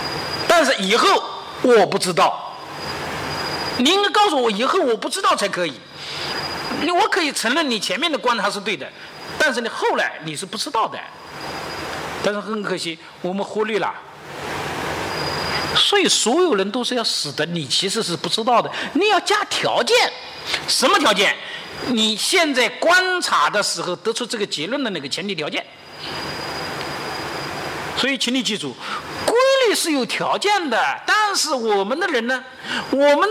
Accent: China; 我们要做个合格的接班人，对不对？哎，对呀，要做，这是我们中国人的使命。

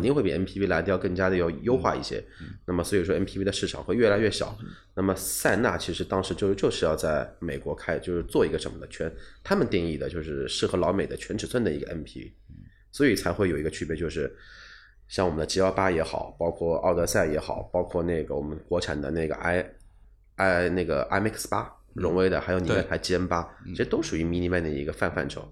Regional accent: China; 我们中国人

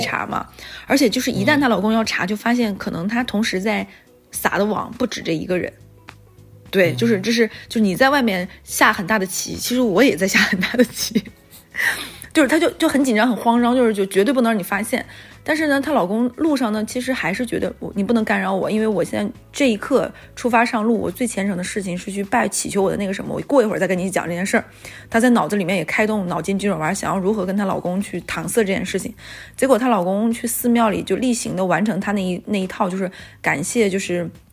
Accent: Northeast China, China; moved away as an adult; also born or lived in Wuhan; 我们是东北人

